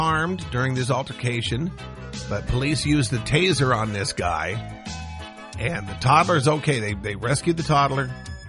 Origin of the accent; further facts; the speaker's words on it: Montana, United States; moved away; also born or lived in Seattle, Washington; I was born in Seattle, but I grew up in Montana.